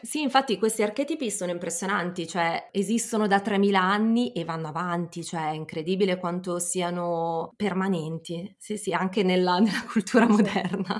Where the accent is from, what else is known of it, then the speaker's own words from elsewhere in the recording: Milan, Lombardy, Italy; milanese doc, ho entrambi i genitori di Milano